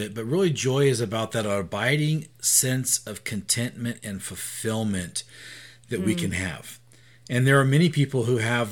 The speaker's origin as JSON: {"language": "English", "country": "United States", "said": "as an American Christian"}